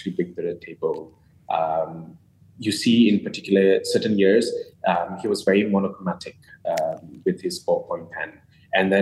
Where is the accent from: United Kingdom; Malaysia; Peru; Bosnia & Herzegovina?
Malaysia; Penang; I'm from Penang, so it's nice to know about my very tiny little island